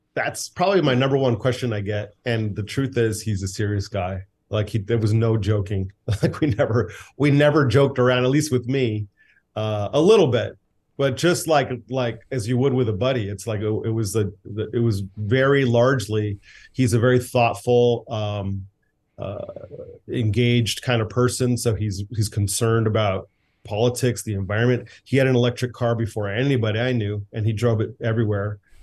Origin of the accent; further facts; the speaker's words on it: United States; I am an American boy. I grew up, my dad, you know, was born here.